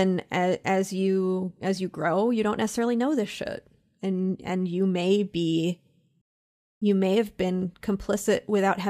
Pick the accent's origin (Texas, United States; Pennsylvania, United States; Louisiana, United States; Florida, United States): Pennsylvania, United States; You know, I'm from Central Pennsylvania, which as soon as I said it, you got an image in your mind of what Central Pennsylvania means. and I was from a college town.